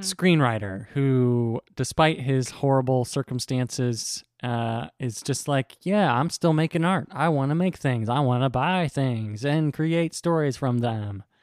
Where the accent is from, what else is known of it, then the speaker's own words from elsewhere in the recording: United States; as an American